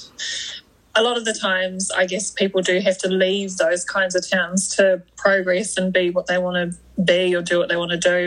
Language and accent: English; Kaitaia, Northland, New Zealand; also born or lived in Awanui; So I am from Kaitaia, grew up most of my early childhood in Awanui, went to primary school in Awanui, and then my family moved into town.